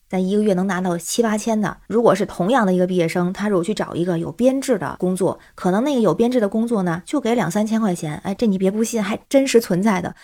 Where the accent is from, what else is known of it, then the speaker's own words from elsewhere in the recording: Tianjin, China; now in Beijing, China; 我是天津人，在北京